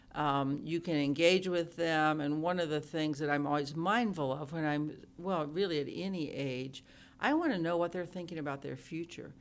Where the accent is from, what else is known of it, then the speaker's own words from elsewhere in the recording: Oklahoma, United States; moved away as an adult; now in Ames, United States; I grew up in Oklahoma